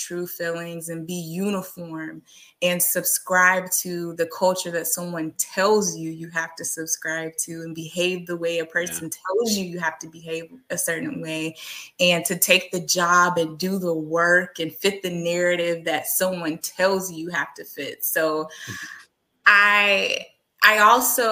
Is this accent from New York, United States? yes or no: no; Texas, United States; as a Texan